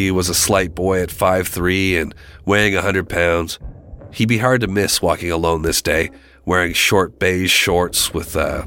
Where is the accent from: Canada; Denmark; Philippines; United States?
United States; New Jersey; I grew up in New Jersey as well